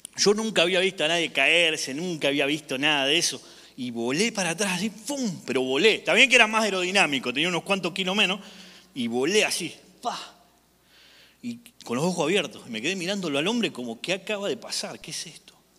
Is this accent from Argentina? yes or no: yes; Argentina; moved away; yo soy de Argentina